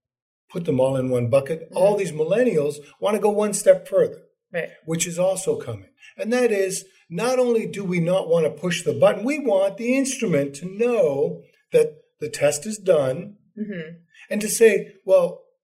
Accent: Canada; moved away; I'm originally from Canada

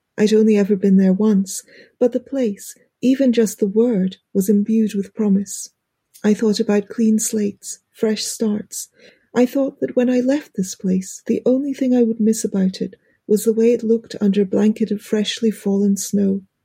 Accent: United Kingdom; accent: British; my British accent

